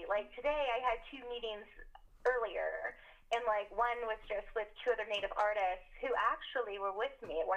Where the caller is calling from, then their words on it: Tulsa, Oklahoma, United States; I'm calling in from the Muskogee Creek Reservation, or what was formerly known as Tulsa, Oklahoma. And I am a citizen of the Seminole Nation of Oklahoma, and I am also Muskogee Creek.